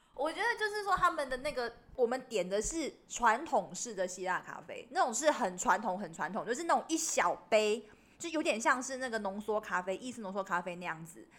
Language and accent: Chinese; Taiwan; 因为我台湾本土本，本土土生土长的